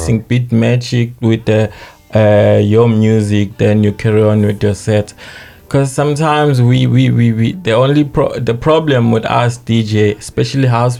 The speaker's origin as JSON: {"language": "English", "town": "Estcourt", "region": "KwaZulu-Natal", "country": "South Africa", "said": "I'm from Africa"}